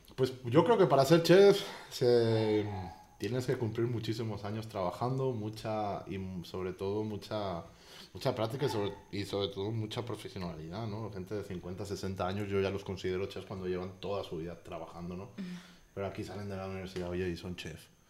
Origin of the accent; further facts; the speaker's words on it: Spain; now in Mexico; en mi tierra se hacen con borrego.